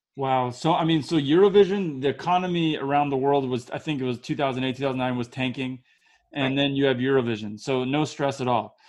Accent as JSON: {"language": "English", "country": "United States", "also_born_or_lived": "Israel", "said": "I'm from America"}